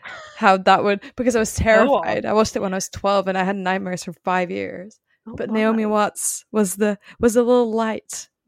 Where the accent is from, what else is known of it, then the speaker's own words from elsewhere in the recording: Belgium; English is a second language; Yes. Sorry. Sorry to disappoint. Anyway, I learned English by watching Friends, so if that helps.